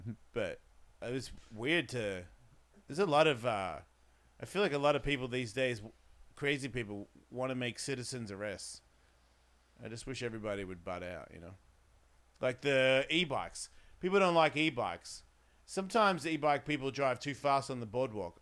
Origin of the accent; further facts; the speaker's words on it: Australia; I'm from Australia.